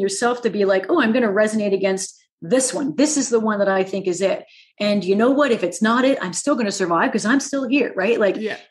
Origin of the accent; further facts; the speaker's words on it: Canada; I am a friendly Canadian